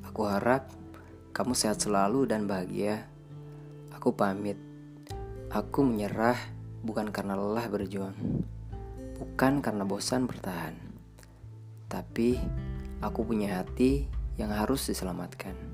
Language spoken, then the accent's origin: Indonesian; Tasikmalaya, West Java, Indonesia; Gue berasal dari West Java, especially from Tasikmalaya.